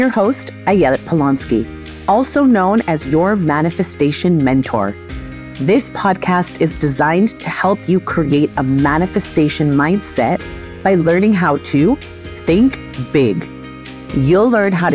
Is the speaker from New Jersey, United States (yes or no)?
yes; New Jersey, United States; When I returned to my hometown in New Jersey